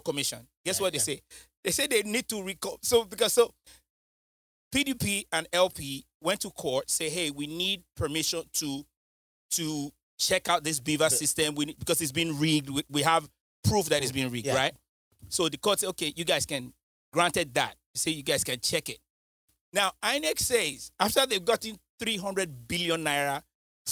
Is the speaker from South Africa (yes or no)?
no; United Kingdom; now in United States; I'm not American. I don't know. I'm British